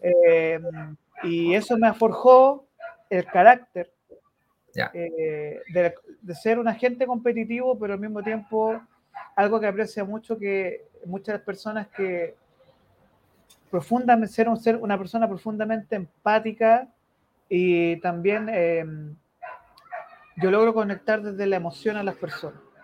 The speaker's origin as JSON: {"language": "Spanish", "country": "Chile", "said": "los chilenos somos latinos"}